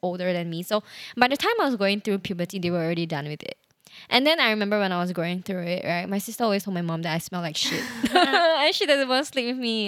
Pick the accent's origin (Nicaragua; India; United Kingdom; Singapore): Singapore; a Singaporean who takes public transport a lot